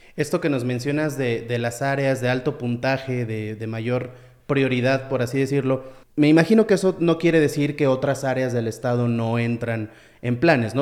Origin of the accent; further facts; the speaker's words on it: Mexico; como mexicanos